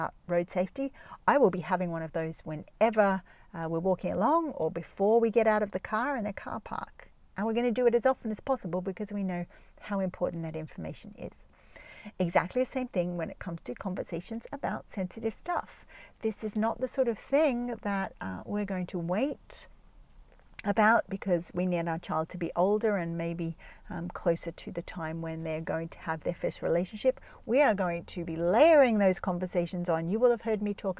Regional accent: Jos, Plateau, Nigeria; moved away; the house that I grew up in Nigeria, because a lot of my growing up life was in Nigeria, in Jos

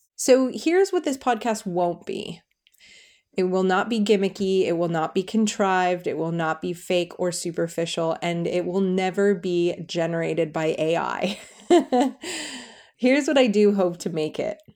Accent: United States; moved away as an adult; also born or lived in California; now in England, United Kingdom; I'm an American living in England with my dream guy and our three girls

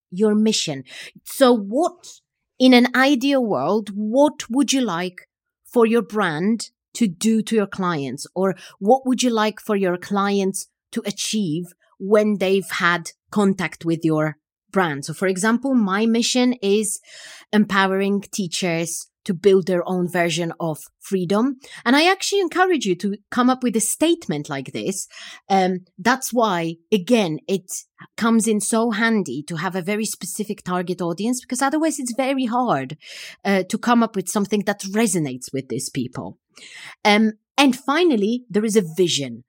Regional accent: Poland; I come from Poland

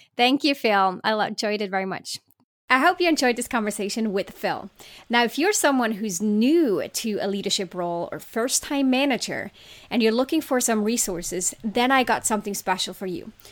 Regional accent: Switzerland; I was born in Switzerland

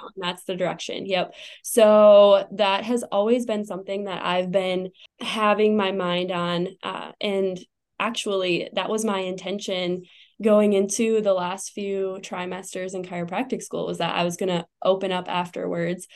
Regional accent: Wisconsin, United States; moved away as an adult; also born or lived in St. Louis, Missouri; now in Arizona, United States; I grew up in Wisconsin and moved to St. Louis, uh, lived there for about five years

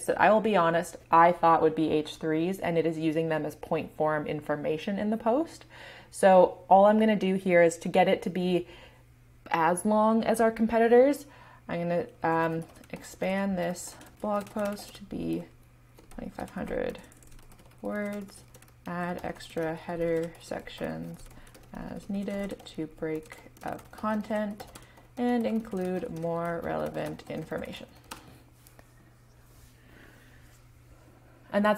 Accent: Canada; I'm Canadian

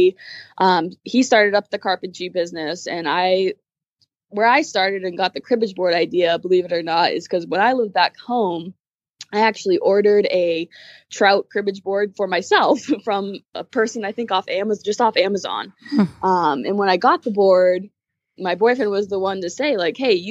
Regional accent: New Hampshire, United States; moved away as an adult; now in California, United States; I'm from New Hampshire

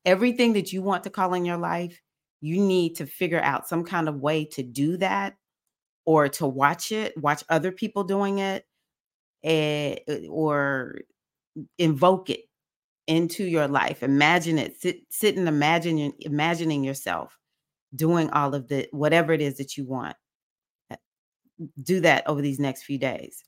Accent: United States; I'm African American

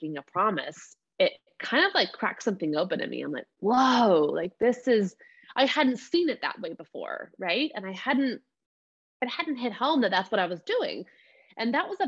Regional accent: Georgia, United States; I call myself a bona fide Southern peach. Like, I'm from Georgia, born and raised here

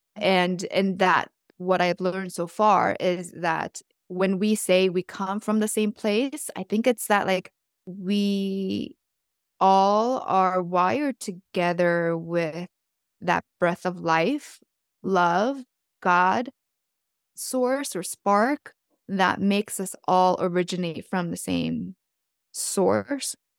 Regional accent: South Korea; moved away; I was born in South Korea

